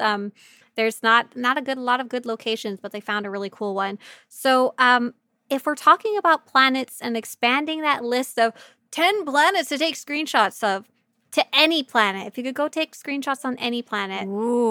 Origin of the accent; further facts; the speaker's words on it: Canada; my home country of Canada